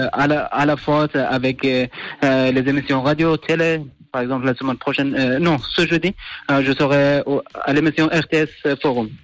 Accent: Afghanistan; now in Neuchâtel, Switzerland; je viens de l'Afghanistan. Et du coup, j'ai, j'ai vécu cette guerre

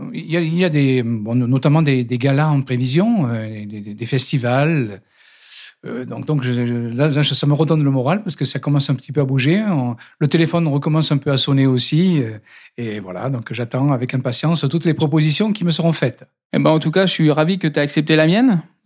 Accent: Digne-les-Bains, Provence-Alpes-Côte d'Azur, France; accent: du Sud; now in Paris, France; je viens de Digne-les-Bains, dans les Alpes d'Haute-Provence

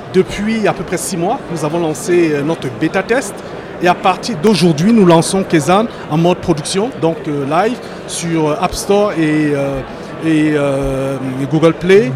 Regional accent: France; also born or lived in Cameroon (origin/ancestry); je suis français, mais de par mon origine africaine, donc camerounaise

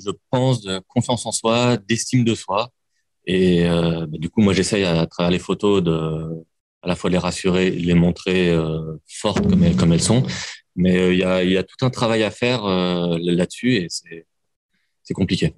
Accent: Lyon, Auvergne-Rhône-Alpes, France; je suis lyonnais, j'aime Lyon

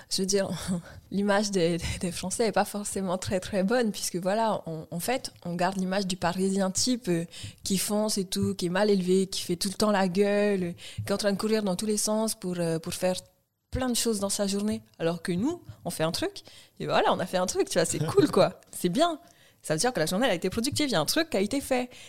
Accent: French Polynesia; nous, on est du vrai Sud, genre hémisphère Sud

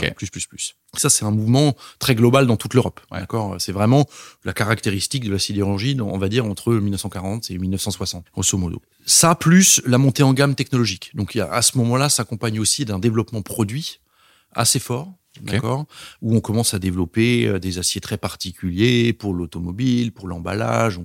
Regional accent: Strasbourg, Grand Est, France; moved away as an adult; also born or lived in Paris; now in Brussels, Belgium; Originellement, je suis alsacien, je viens de Strasbourg, j'ai grandi là-bas avant d'aller à Paris pour l'école d'ingénieur

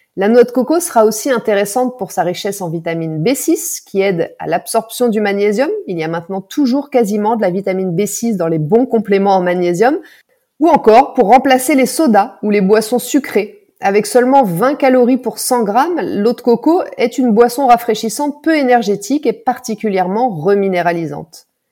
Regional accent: France; chez nous en France

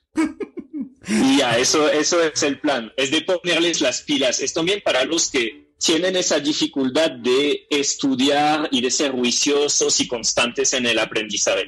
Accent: Melun, Île-de-France, France; Spanish is a second language; moved away as an adult; now in Bogotá, Colombia; Yo nací en un pueblo que se llama Melun, a unos 30, 40 minutos de, París.

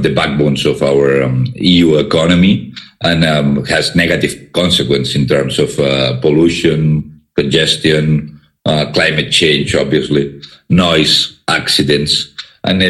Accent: Barcelona, Catalonia, Spain; I'm from Barcelona

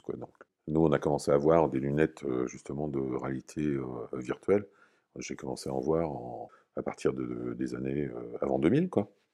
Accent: Normandy, France; moved away as an adult; Comme j'étais normand, je suis revenu dans la région

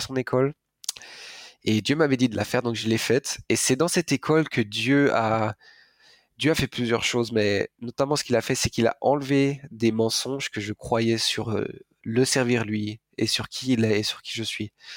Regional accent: France; je suis français, d'un père français, d'une mère allemande

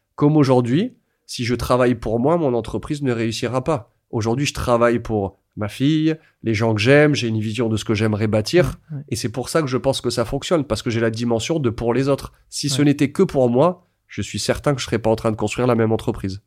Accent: France; quand on est français

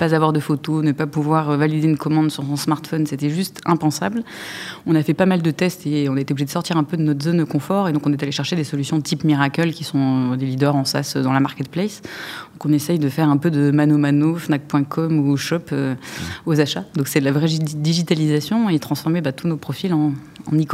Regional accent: Lyon, Auvergne-Rhône-Alpes, France; Oui, je suis lyonnaise et donc attachée à la gastronomie et au vin de ma région

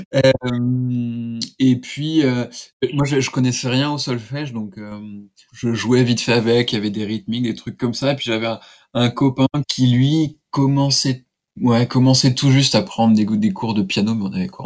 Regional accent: Laval, Pays de la Loire, France; j'ai passé une partie de mon enfance à Laval, qui est la ville du douanier Rousseau

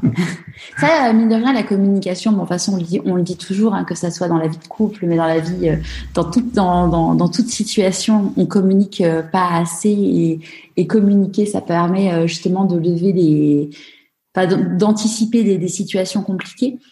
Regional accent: Paris, Île-de-France, France; moved away as an adult; now in Marseille, France; je suis parisienne

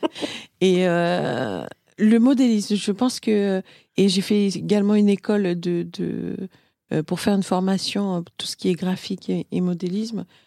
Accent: Martinique; je suis martiniquaise, mélange Martinique-Inde

